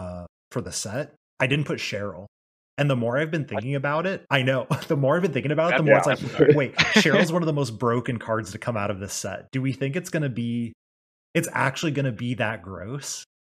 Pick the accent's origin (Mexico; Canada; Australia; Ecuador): Australia; Bro, I'm Aussie